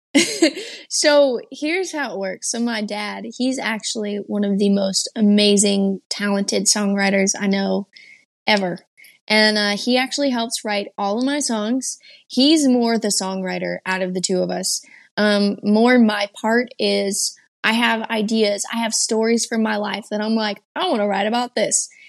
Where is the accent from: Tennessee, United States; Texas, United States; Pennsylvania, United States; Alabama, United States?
Texas, United States; also born or lived in Georgia, United States; my eighth grade year, I moved from Georgia back to Texas and jumped straight into school